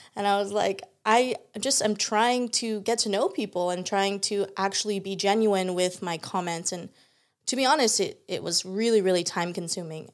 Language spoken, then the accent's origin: English; San Diego, California, United States; I'm so excited to be a local San Diegan